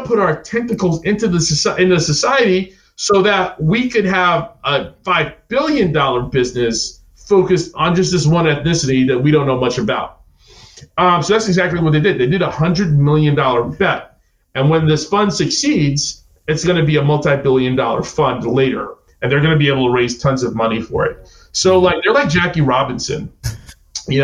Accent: Jamaica; also born or lived in New York; now in United States; I'm not American. I'm Jamaican. And my electricity, when I was in Jamaica, would go out

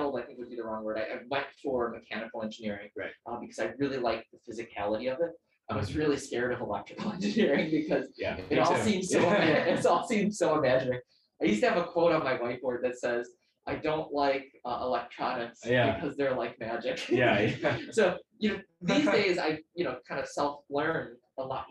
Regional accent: Greendale, Wisconsin, United States; moved away as an adult; now in Philadelphia, United States; Born in Wisconsin in a suburb of Milwaukee called Greendale

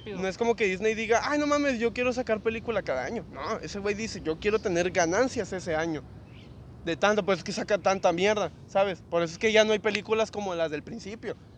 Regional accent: Mexico; soy de México

